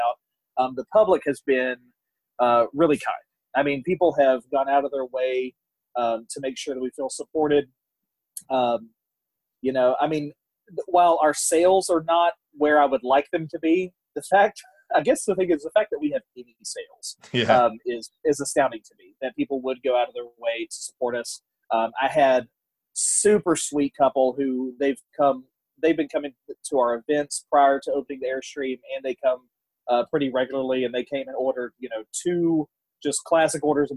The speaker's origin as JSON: {"language": "English", "area": "north of Beaumont", "region": "Southeast Texas", "country": "United States", "tie": "born or raised there", "also_born_or_lived": "New Orleans, Louisiana", "moved": "yes", "lives_now": "Fort Worth, United States", "said": "I grew up in Southeast Texas, a little north of Beaumont"}